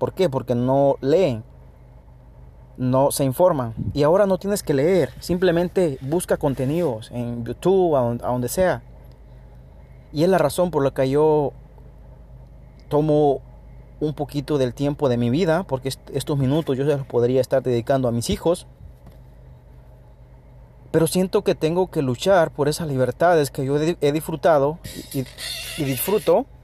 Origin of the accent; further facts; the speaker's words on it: El Salvador; now in United States; Yo vivo en Estados Unidos, soy de Centroamérica, El Salvador